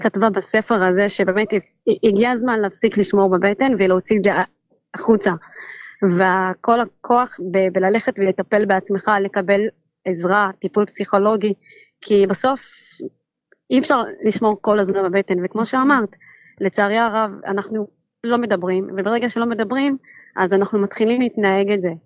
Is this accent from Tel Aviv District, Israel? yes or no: no; Ramla, Central District, Israel; now in Yavne, Israel; אני מרמלה